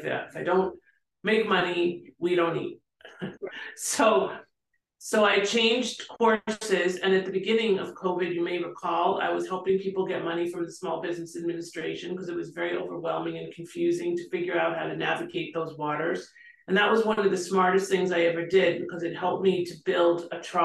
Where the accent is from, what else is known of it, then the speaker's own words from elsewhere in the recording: Canada; moved away; I'm from Canada